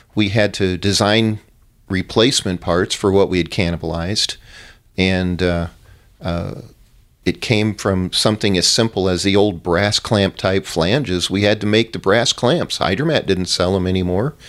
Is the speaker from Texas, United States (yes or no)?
no; Arizona, United States; I grew up in Arizona, met my wife here